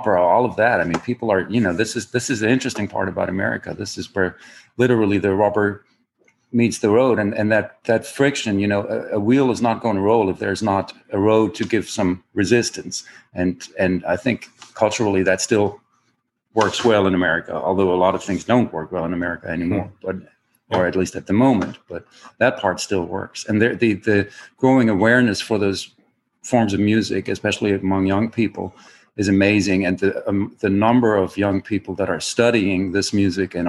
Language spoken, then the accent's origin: English; Germany; accent: German; English is a second language; moved away as an adult; now in United States; where I was born in Germany